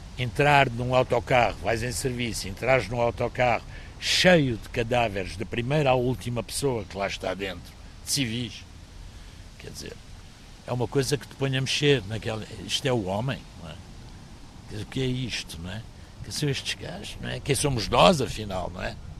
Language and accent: Portuguese; Maputo, Mozambique; born or raised there; moved away as an adult; also born or lived in Beira, Mozambique / Porto, Portugal; now in Évora, Portugal